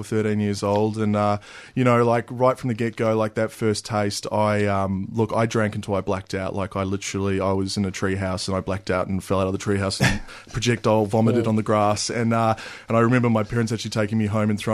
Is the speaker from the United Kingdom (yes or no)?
no; New Zealand; I grew up in New Zealand